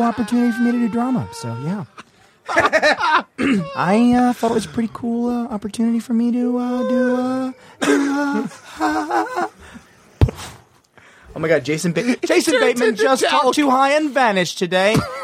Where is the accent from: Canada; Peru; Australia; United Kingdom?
Canada; I'm Canadian.